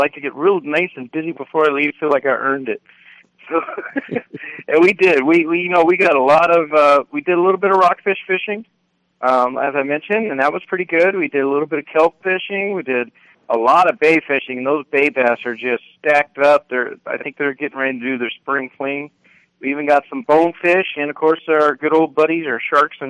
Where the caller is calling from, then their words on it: Parker, Arizona, United States; But probably not going to need one here. We're in Parker.